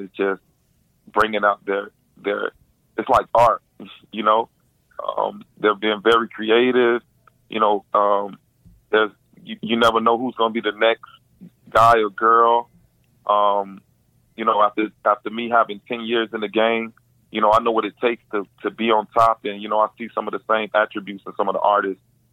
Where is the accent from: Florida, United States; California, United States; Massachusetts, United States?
Florida, United States; Miami; born and raised in Miami